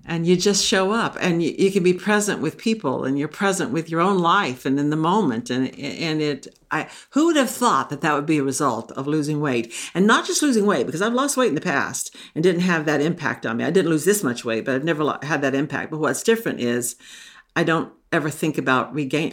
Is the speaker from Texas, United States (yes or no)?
yes; Texas, United States; now in Maine, United States; I grew up in the South. I grew up in Texas